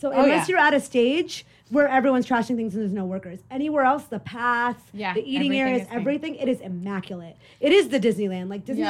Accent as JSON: {"language": "English", "country": "India", "moved": "yes", "said": "because I'm from India"}